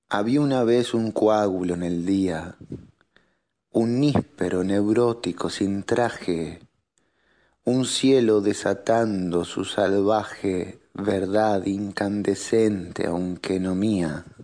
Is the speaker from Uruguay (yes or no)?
yes; Uruguay; soy un escritor uruguayo